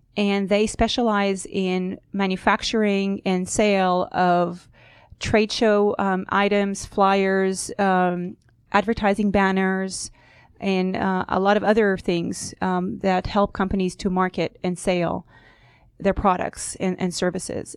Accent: Israel; moved away as an adult; also born or lived in New York; now in United States; I was born and raised in Israel

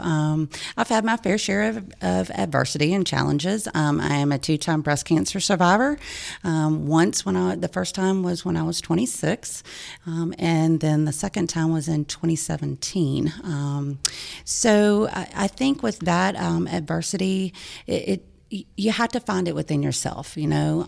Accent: Lawrenceville, Georgia, United States; also born or lived in Macon, Georgia / Auburn, Alabama; I was born in Macon and, uh, moved to, my parents moved to Lawrenceville, Georgia, um, in nineteen seventy-three when I was just six months old

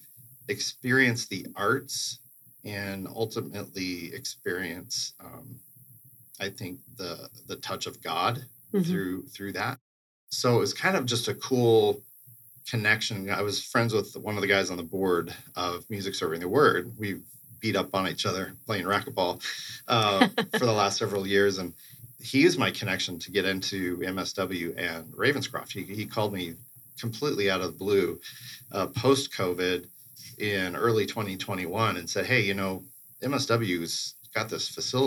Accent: Eugene, Oregon, United States; moved away; also born or lived in Denver / Indiana; I grew up in Eugene, Oregon

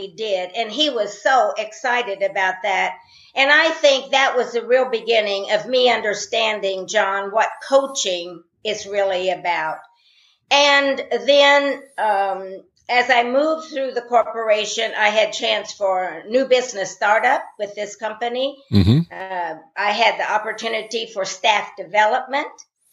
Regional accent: Indiana, United States; I was born in Indiana in a rural family

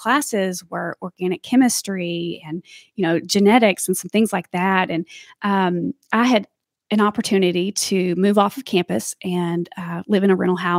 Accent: Arkadelphia, Arkansas, United States; moved away as an adult; now in Northwest Arkansas, United States; I grew up in South Arkansas. I moved here in 2000 to attend the University of Arkansas

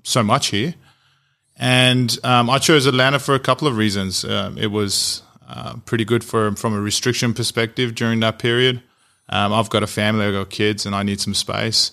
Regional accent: Australia; moved away as an adult; now in United States; I'm Australian, so I'm an Australian entrepreneur that's moved to the US

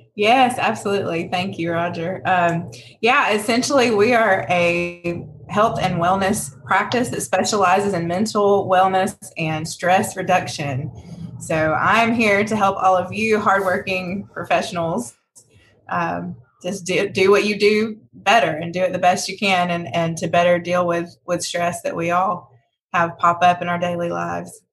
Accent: Rome, Georgia, United States; I'm a Rome Rome native. I grew up in Rome.

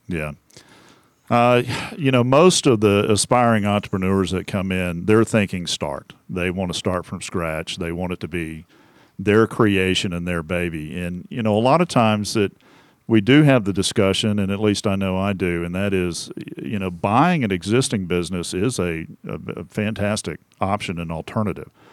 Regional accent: Temple, Texas, United States; moved away; I'm from a town called Temple.

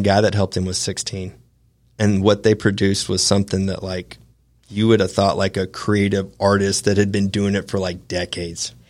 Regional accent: Augusta, Georgia, United States; also born or lived in Atlanta, Georgia / Big Sky, Montana; I was born and raised in Augusta, Georgia

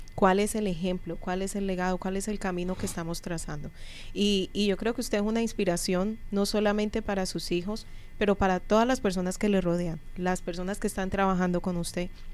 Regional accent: Colombia; now in United States; Yo por lo menos vengo de Colombia

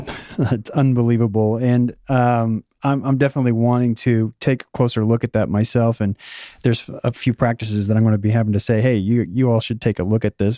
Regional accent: Missouri, United States; also born or lived in Oklahoma; I was born in Oklahoma, and I grew up, uh, my high school years in Missouri, so it's the show me state

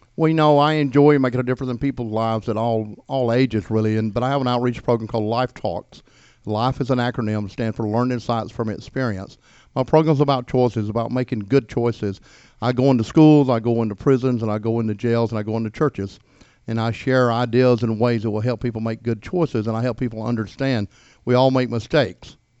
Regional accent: Gainesville, Georgia, United States; also born or lived in Daytona Beach, Florida / Atlanta; I was born here in Hall County

